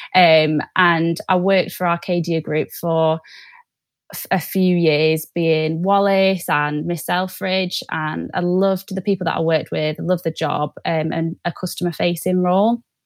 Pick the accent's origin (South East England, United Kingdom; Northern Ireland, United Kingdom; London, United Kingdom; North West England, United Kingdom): North West England, United Kingdom; Manchester; moved away as an adult; now in North East England, United Kingdom; I'm originally from Manchester, but moved to the Northeast for uni.